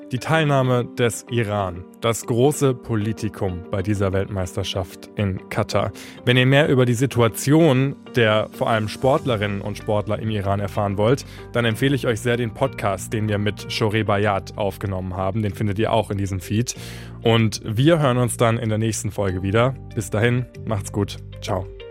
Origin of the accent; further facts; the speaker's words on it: Germany; Bei uns in Deutschland